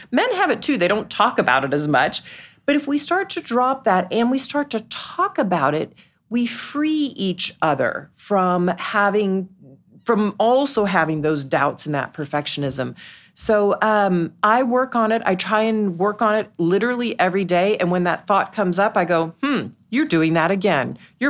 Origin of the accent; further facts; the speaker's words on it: Dallas, Texas, United States; moved away; I grew up in Dallas.